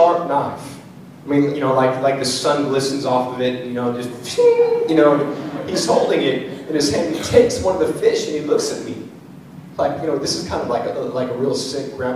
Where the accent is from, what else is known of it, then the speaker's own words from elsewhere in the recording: San Diego, California, United States; moved away; also born or lived in Washington; I grew up in San Diego before I moved to the Northwest